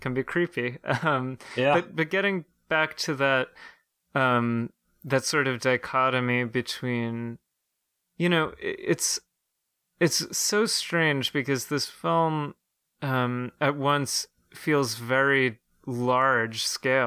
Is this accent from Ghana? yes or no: no; Ireland; as an Irish citizen myself